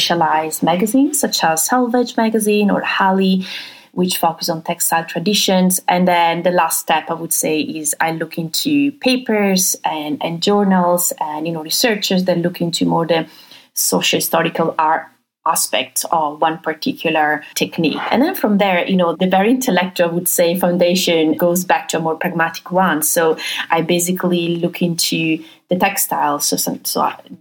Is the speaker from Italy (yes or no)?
yes; Venice area, Veneto, Italy; moved away; I grew up in the Venice area in Italy